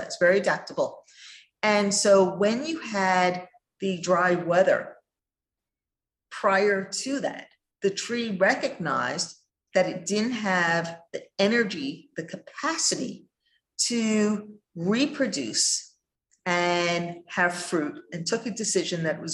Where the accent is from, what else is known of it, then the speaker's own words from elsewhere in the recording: New York, United States; I grew up in New York in cold winters